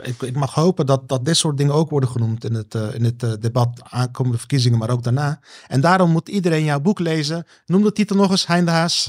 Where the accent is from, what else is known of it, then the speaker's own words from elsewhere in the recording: Netherlands; zijn we Nederlanders